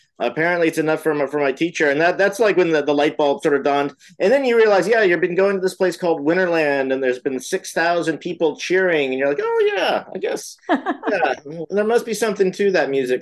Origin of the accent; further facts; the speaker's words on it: Marin County, California, United States; moved away as an adult; also born or lived in San Francisco / Mendocino County; now in Los Angeles, United States; I was born in San Francisco, but I grew up in Marin County